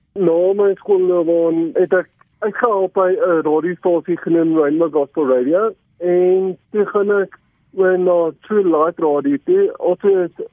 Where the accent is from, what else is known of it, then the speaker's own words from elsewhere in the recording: Overton, Gauteng, South Africa; Ek het gebore in Overton, uh, ek bly nog steeds hier al vir 27 jaar